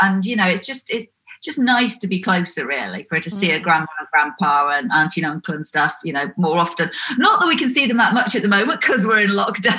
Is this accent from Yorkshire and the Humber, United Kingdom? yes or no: no; Wiltshire, South West England, United Kingdom; also born or lived in Nottingham; now in East Sussex, United Kingdom; We're in East Sussex in the south of the UK. Originally, I'm from Wiltshire. Then I lived in Nottingham in the Midlands for a long while.